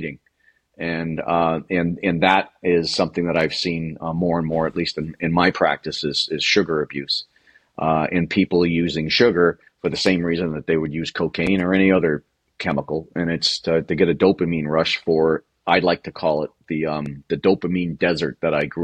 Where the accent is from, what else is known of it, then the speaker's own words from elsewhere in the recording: Ireland; being an Irish person